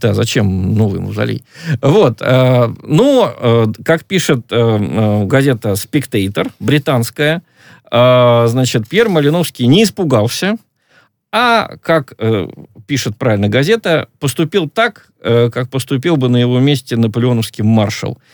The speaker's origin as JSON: {"language": "Russian", "region": "Stavropol Krai", "country": "Russia", "said": "акцент, скажем, у нас на Ставрополье или Э, на Северном Кавказе намного сильнее"}